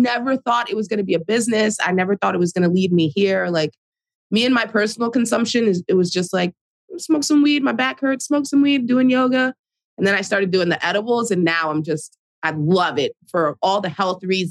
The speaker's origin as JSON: {"language": "English", "region": "New Jersey", "country": "United States", "tie": "born or raised there", "said": "I'm in Jersey City, New Jersey, born and raised in Jersey"}